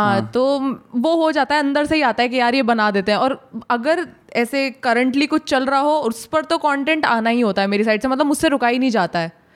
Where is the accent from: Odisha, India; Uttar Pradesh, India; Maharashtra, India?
Uttar Pradesh, India; Bulandshahr; moved away; पहले हम बुलंदशहर में रहते थे